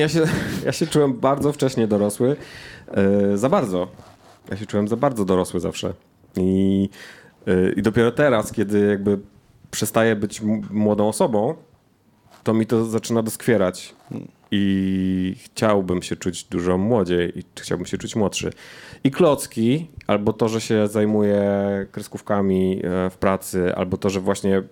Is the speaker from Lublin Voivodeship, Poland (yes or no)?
no; Jelenia Góra, Lower Silesian Voivodeship, Poland; Ja jestem z Jeleniej Góry